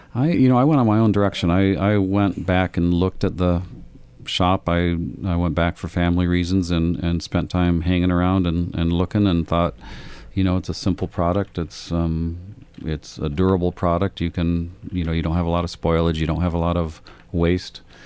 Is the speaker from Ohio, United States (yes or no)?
no; Lansing, Michigan, United States; moved away; also born or lived in Amsterdam; I grew up in Michigan, um, in Lansing, Michigan